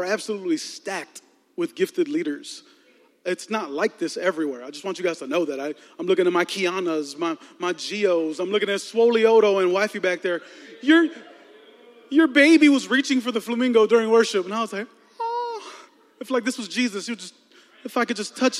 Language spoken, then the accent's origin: English; Chicago, Illinois, United States; moved away as an adult; also born or lived in Texas; I was born and raised in Chicago, 34 years here